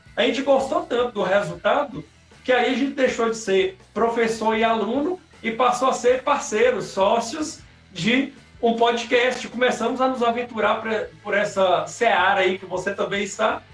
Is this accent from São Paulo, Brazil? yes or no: no; Jequitinhonha, Minas Gerais, Brazil; accent: baianeiro; nós somos especificamente da cidade de Jequitinhonha